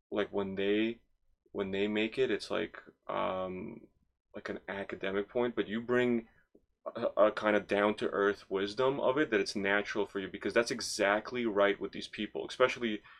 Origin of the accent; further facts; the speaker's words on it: Toronto, Ontario, Canada; I grew up in Scarborough